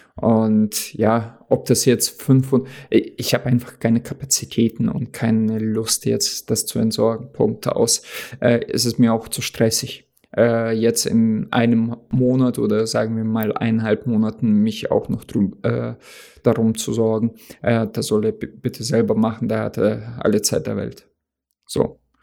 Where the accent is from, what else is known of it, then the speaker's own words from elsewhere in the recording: Oldenburg, Lower Saxony, Germany; moved away as an adult; also born or lived in Russia; now in North Hesse, Germany; da sind wir halt aus Russland hergezogen, aber da habe ich meine ganze äh, Kindheit in Deutschland verbracht, also beziehungsweise Jugend. Und diese Stadt ist sehr schön. Oldenburg